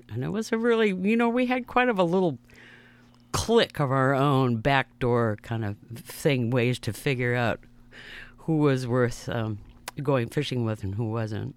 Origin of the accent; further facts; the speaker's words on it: Seattle, Washington, United States; I grew up in Seattle, Washington, in a neighborhood